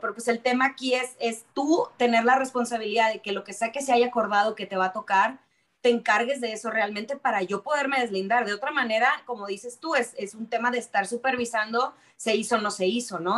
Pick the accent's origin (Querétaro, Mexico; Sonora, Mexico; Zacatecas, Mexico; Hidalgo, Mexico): Sonora, Mexico; de donde yo vengo, de que es de Sonora